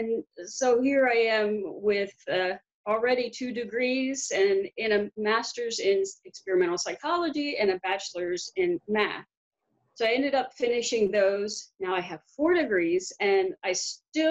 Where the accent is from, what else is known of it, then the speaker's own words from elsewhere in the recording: Baltimore, Maryland, United States; moved away as an adult; also born or lived in Arlington, Virginia; I grew up in West Baltimore, where the riots were